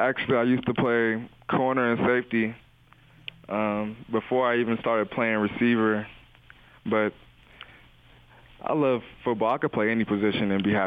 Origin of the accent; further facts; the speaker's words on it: Las Vegas, Nevada, United States; I came from Las Vegas, coming to this small town where everything in Vegas is open 24 hours and everything out here closes around 9 or 10